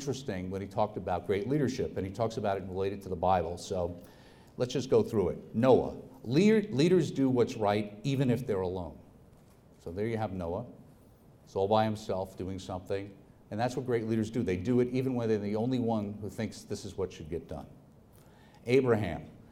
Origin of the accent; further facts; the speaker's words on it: New York, United States; moved away; I'm from New York